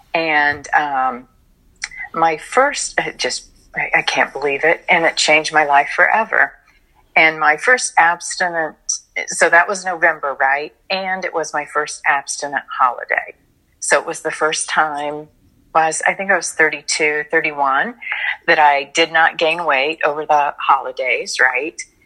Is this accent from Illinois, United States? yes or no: yes; Illinois, United States; now in Florida, United States; I got offered a job in Illinois, which is my home state